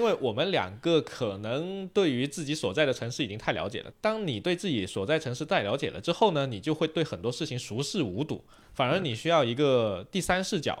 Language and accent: Chinese; Guangdong, China; 像我老家虽然不讲粤语，但是我们能听得懂，那也就挺有趣的。而且广东粤语还有一个好处是靠近香港，